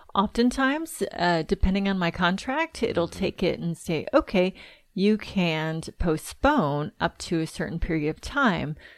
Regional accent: Southern California, United States; I'm from Southern California

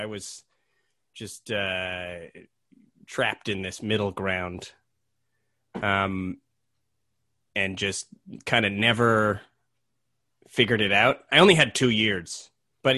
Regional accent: Ladner, British Columbia, Canada; also born or lived in Montreal; I grew up on the bayou of the Fraser River, the Fraser River Delta

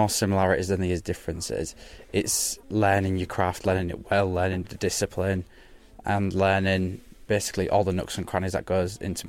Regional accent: Hull, Yorkshire and the Humber, United Kingdom; I'm from Bilton Grange, so it's just a very normal, untailored world background.

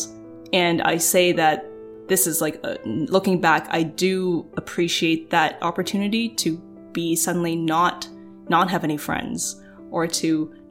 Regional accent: Oakville, Ontario, Canada; growing up in Oakville

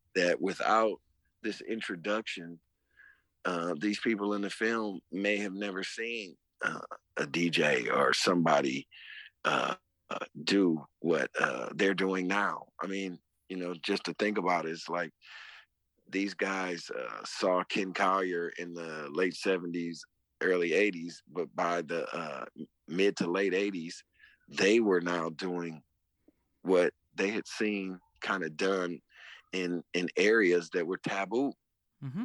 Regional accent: Detroit, Michigan, United States; coming up in Detroit. I mean, it, where I'm from

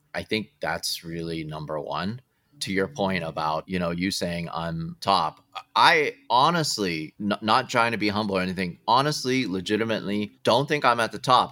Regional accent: Southern California, United States; I grew up in Southern California

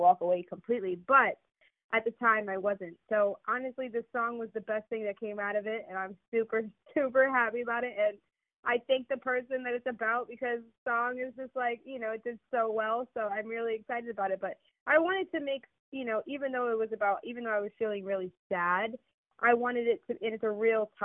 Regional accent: New York City, New York, United States; also born or lived in Connecticut; I'm from New York, so I like grew up around all cultures

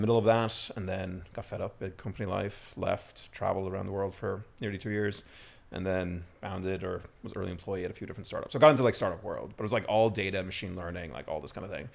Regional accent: Ireland; moved away as an adult; also born or lived in London / Mexico; now in New York, United States; I, I grew up in Ireland. Uh, grew up on a farm, sheep farm

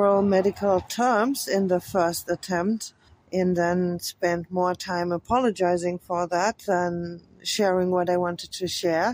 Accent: Frankfurt, Hesse, Germany; English is a second language; I was born on January the 4th, 1970, in Frankfurt, Germany

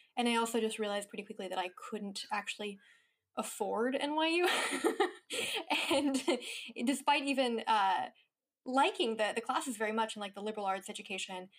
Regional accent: Mendocino, California, United States; moved away as an adult; also born or lived in New York / Los Angeles; I grew up in a small rural town in Northern California

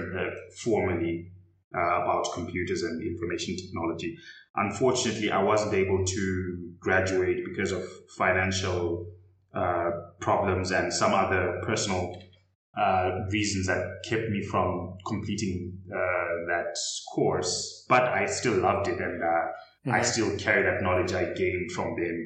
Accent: Zimbabwe; I was raised in Zimbabwe

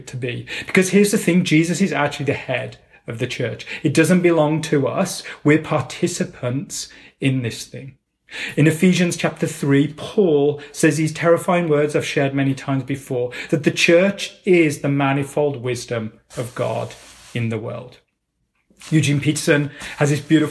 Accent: England, United Kingdom; I was brought up in England, fairly middle-class family in the center of the UK

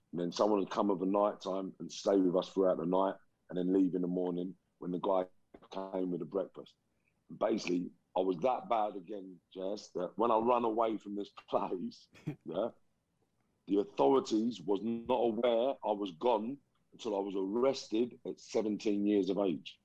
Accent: London, United Kingdom; also born or lived in Liverpool; I was born in Liverpool in 1972. and then my mum and dad moved to London mid 70s. So around 77, 78, they moved to London

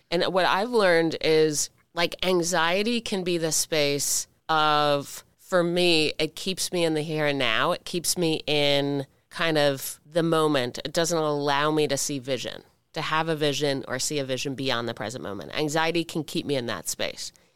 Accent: Washington, United States; us growing up in Washington, a town, as we grew up in it

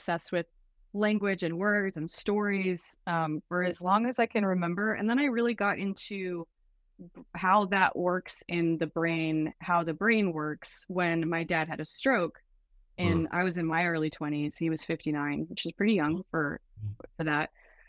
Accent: Canada; born there; I was born in Canada. I will start back then. I was born near an Arctic tundra, raised on an active volcano.

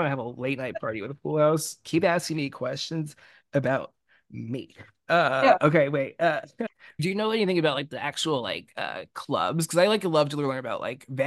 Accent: California, United States; I grew up in California

